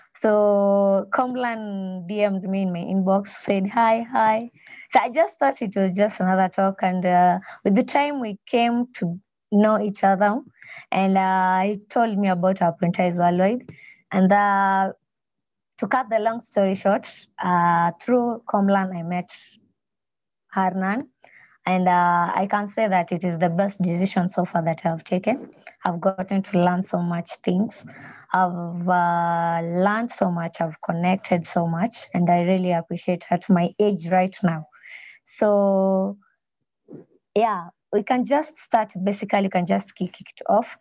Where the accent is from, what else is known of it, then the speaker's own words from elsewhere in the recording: Nyanza, Kenya; now in Nairobi, Kenya; I was born in a place called Nyanza in Kenya